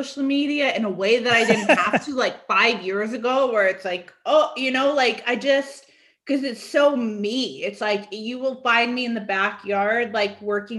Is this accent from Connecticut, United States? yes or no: yes; Connecticut, United States; now in Atlanta, United States; I grew up going to Vermont and Maine because I'm from Connecticut